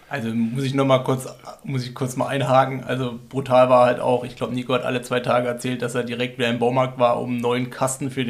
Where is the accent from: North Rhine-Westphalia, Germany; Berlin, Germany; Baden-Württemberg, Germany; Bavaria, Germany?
Baden-Württemberg, Germany; Freiburg; Wir sind Freiburger, in der Nähe vom Freiburger Mooswald